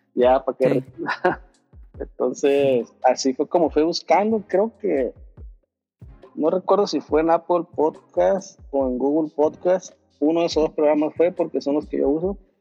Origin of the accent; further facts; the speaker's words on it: Los Mochis, Sinaloa, Mexico; moved away as an adult; now in San Francisco, United States; Yo soy de Los Mochis, Sinaloa